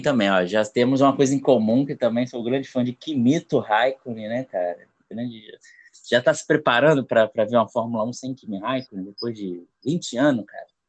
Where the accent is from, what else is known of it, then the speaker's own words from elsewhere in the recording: Rio de Janeiro, Brazil; Sou do Rio de Janeiro